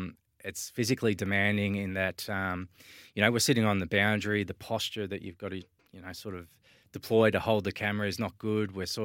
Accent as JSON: {"language": "English", "town": "Swan Hill", "region": "Victoria", "country": "Australia", "tie": "born or raised there", "said": "I grew up in Swan Hill in the Mallee country, northwest Victoria, Sammy. It's a small country town, I don't know, maybe 12,000 people."}